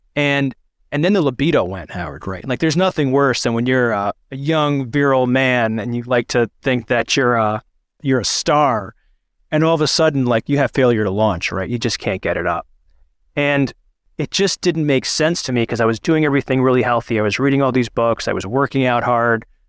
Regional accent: Pakistan; I'm a Pakistani man

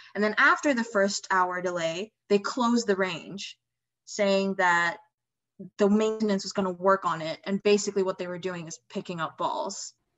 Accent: Indonesia; moved away; I'm from Indonesia originally

